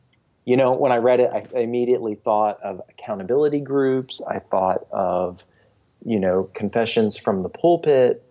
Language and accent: English; United States; as an American Christian